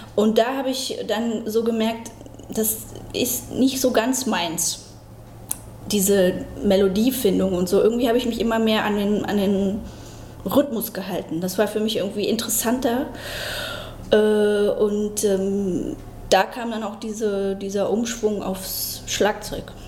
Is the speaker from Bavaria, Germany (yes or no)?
no; Berlin, Germany; Also geboren in äh, Lichtenberg und dann habe ich erstmal äh, die ersten sechs Jahre in Marzahn im Hochhaus.